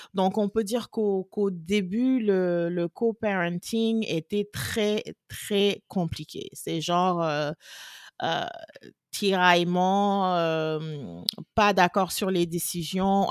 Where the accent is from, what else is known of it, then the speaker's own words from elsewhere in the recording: Senegal; moved away as an adult; now in Austin, United States; Je suis sénégalaise. Je suis basée à Austin, euh, au Texas. Depuis, j'habite aux États-Unis depuis depuis 14 ans.